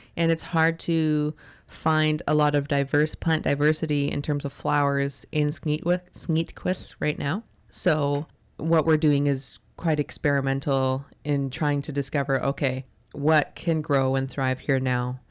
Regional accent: North Vancouver, British Columbia, Canada; now in Tsartlip, Canada; when I was growing up in Chmulchtstin, which is Capilano Reserve in North Vancouver

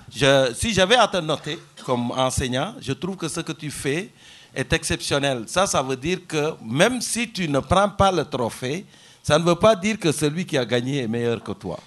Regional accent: Senegal; moved away as an adult; also born or lived in Rimouski, Canada; now in Longueuil, Canada; Je suis parti du Sénégal

